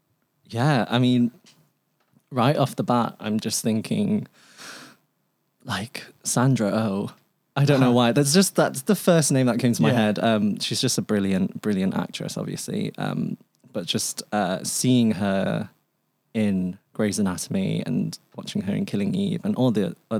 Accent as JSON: {"language": "English", "region": "England", "country": "United Kingdom", "tie": "born there", "first_language": "Cantonese", "second_language": "English", "said": "So I was born in England. So my first language was Cantonese, but it is now predominantly English."}